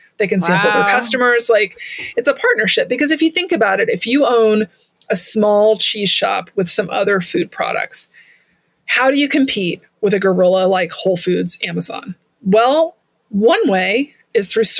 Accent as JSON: {"language": "English", "region": "Texas", "country": "United States", "said": "I'm from Texas"}